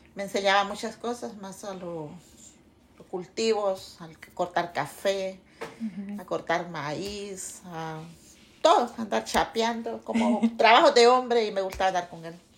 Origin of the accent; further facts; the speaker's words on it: Santa Bárbara, Honduras; moved away as an adult; Nací en Santa Bárbara, departamento de Santa Bárbara, 31 de diciembre